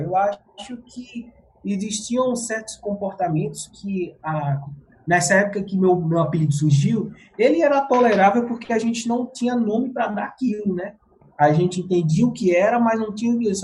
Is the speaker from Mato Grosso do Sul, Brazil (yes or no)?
no; Pernambuco, Brazil; now in São Paulo, Brazil; eu sou pernambucano, Paraíba não